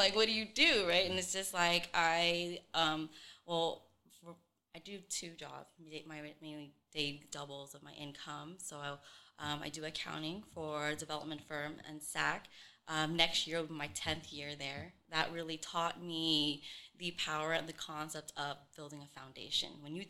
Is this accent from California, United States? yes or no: yes; Sacramento, California, United States; from Sacramento, but my family is originally from Vietnam.